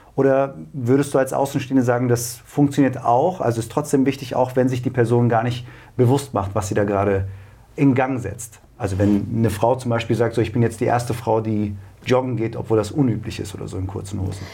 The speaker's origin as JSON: {"language": "German", "town": "Braunschweig", "region": "Lower Saxony", "country": "Germany", "tie": "born or raised there", "said": "ich bin gebürtiger Braunschweiger"}